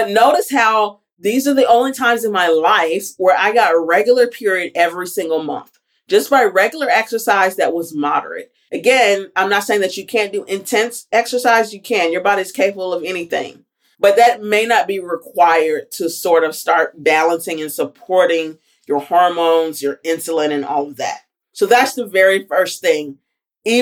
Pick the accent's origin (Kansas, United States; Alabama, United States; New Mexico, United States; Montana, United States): Alabama, United States; moved away; I did my last rotation at home, and I'm from Alabama